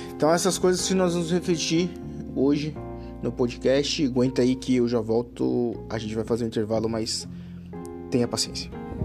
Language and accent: Portuguese; Brazil; por mais que eu tenha nascido no Brasil